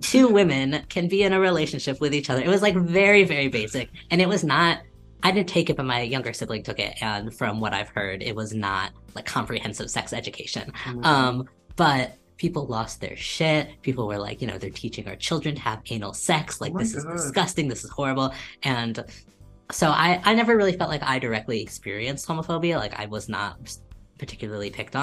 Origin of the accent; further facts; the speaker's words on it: St. Louis, Missouri, United States; moved away as an adult; now in Ann Arbor, United States; I'm from St. Louis, or like the suburbs outside of St. Louis